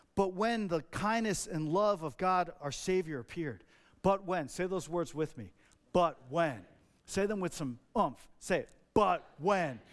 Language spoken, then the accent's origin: English; New Jersey, United States; I grew up in Jersey.